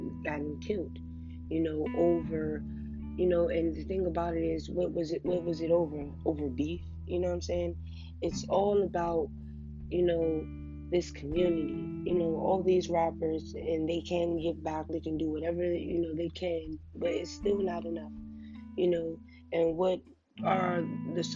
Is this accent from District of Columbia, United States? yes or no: yes; Washington, District of Columbia, United States; I'm from Washington, D.C., and, you know, where I'm from, it's pretty hard